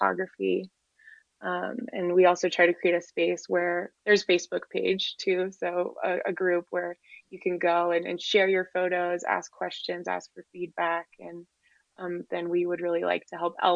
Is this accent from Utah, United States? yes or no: yes; Moab, Utah, United States; I grew up in Moab, which is rural Utah community